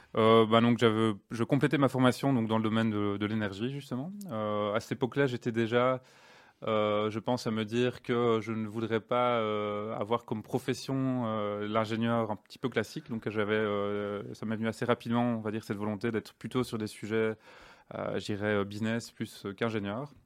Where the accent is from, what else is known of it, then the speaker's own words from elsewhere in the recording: Liège, Wallonia, Belgium; also born or lived in England; je suis né à Liège, à Jupy même